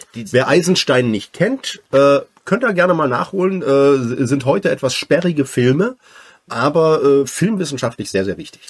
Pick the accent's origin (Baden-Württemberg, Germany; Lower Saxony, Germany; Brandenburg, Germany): Brandenburg, Germany; southern; ich komme aus Südbrandenburg, also Ostdeutsch.